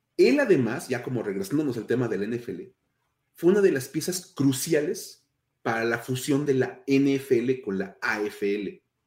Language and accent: Spanish; Mexico; somos, somos mexicanos y en México que estamos celebrando el Día de Muertos